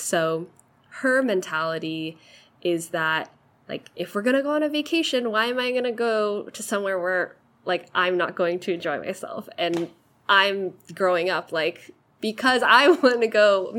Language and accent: English; Bay Area, California, United States; I've lived in the Bay Area for my entire life.